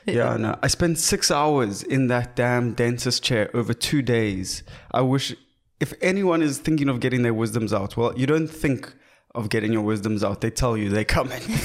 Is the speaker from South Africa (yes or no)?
yes; South Africa; also born or lived in Cape Town; we are proudly South African